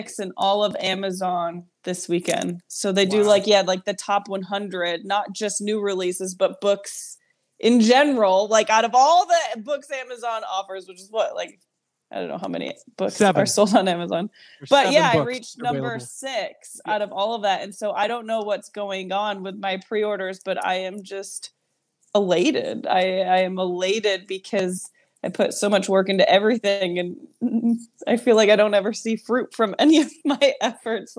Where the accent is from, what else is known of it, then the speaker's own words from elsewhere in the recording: Rochester, New York, United States; I'm from New York